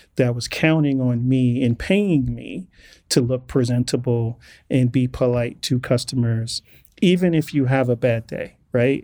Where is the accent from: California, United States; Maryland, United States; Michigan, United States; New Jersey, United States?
California, United States; Inglewood; as a black male growing up in Inglewood in the 80s